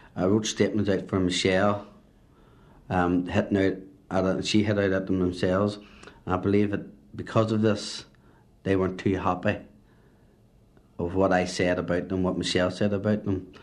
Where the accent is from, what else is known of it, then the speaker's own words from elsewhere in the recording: Belfast, Northern Ireland, United Kingdom; also born or lived in Antrim; I was brought up in Belfast, Shankill Road